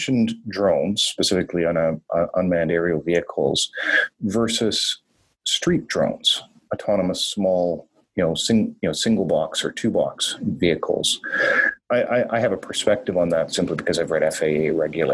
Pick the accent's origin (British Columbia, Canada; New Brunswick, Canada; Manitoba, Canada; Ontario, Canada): Ontario, Canada; Northern; also born or lived in Toronto / São Paulo / Singapore; now in Vancouver, Canada; I grew up in Northern Ontario and Northern Canada